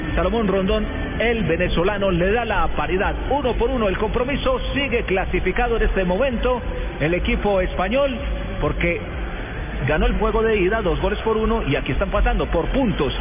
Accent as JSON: {"language": "Spanish", "country": "Colombia", "said": "uno como colombiano"}